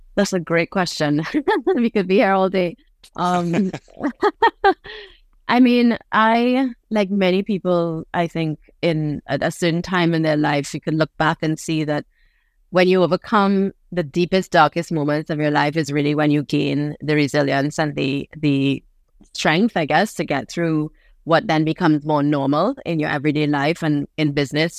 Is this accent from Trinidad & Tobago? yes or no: yes; Trinidad & Tobago; also born or lived in New York; I was born in New York, but I grew up on a, on this island in Trinidad.